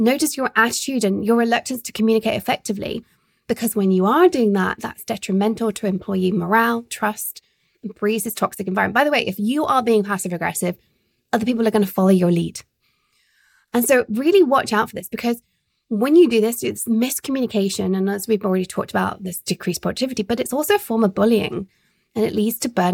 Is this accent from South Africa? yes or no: no; United Kingdom; as a Brit married to a very sarcastic man